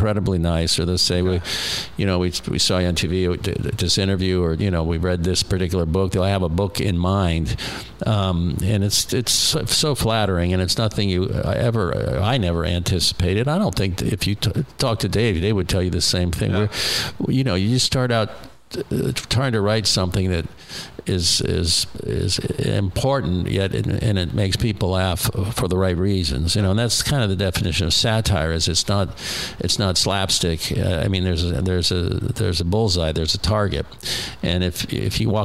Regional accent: South Florida, United States; I grew up in South Florida

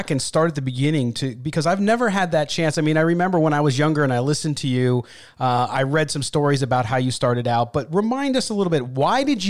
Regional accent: San Diego, California, United States; as a young listener, listening to you growing up in San Diego

